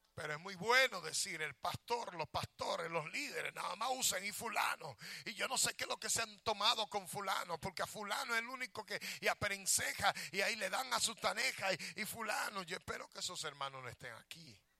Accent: Dominican Republic; now in United States; yo nunca voy a dejar de ser dominicano. A mí me pueden dar cuatro ciudadanía y yo nunca voy a dejar de ser dominicano. Porque una amo mi tierra y aunque no la amare, soy de allá.

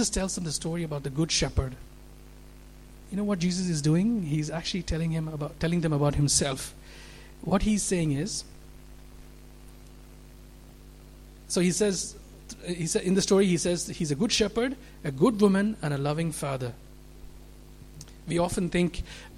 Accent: India; moved away; also born or lived in Middle East; I grew up in, I'm from India, where 80% of the population are Hindus. Lived in the Middle East

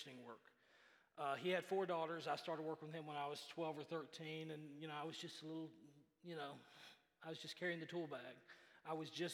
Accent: Memphis, Tennessee, United States; Growing up in Memphis, our church

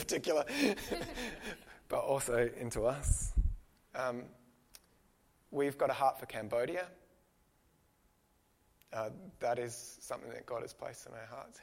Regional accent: Australia; we, as an Australian nation

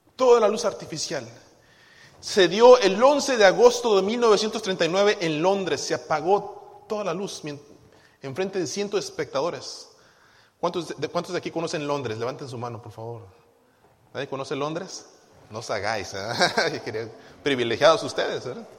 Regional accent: Guadalajara, Jalisco, Mexico; moved away; Yo recuerdo muy bien de niño en Guadalajara

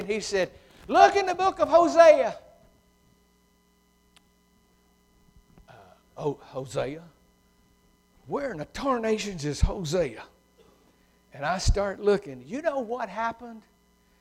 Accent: United States; I'm a typical old Lincoln County, born and raised in Wellman, Baptist Church, redneck

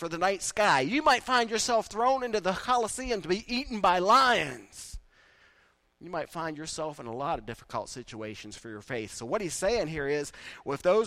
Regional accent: East Liverpool, Ohio, United States; I grew up in East Liverpool

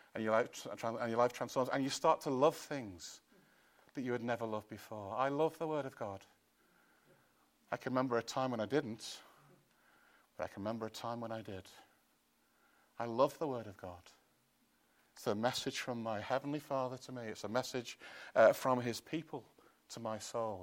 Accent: Chester, North West England, United Kingdom; I come from Chester

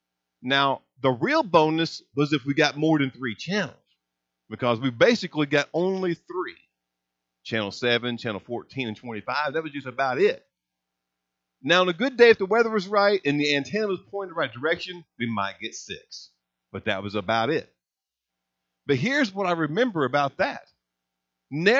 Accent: Hazleton, Indiana, United States; I grew up in Hazleton, Indiana. I mean, it's a little river town, northern part of Gibson County

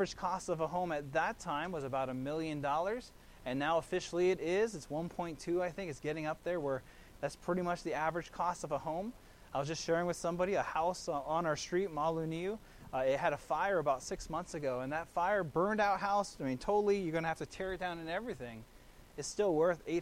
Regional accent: Kailua, Hawaii, United States; They're in Hawaii on the island of Oahu, really to my hometown of Kailua

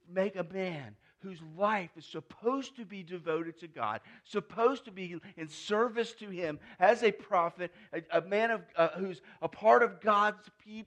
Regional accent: United States; I'm an American

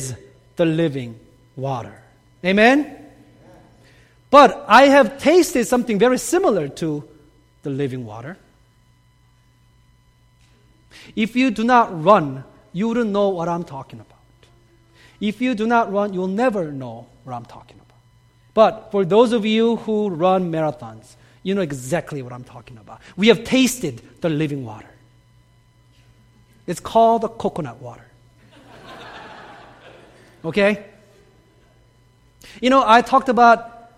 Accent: South Korea; moved away; I grew up in Korea, and growing up in Korea, I had some very interesting experiences with living water

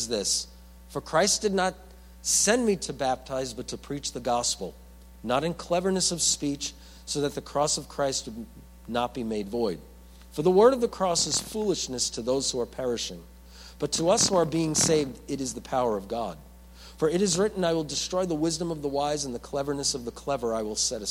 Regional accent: New York, United States; I'm from New York

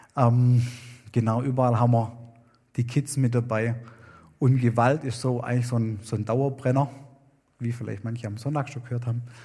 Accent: Germany; moved away as an adult; now in Wewak, Papua New Guinea; wir als Deutsche

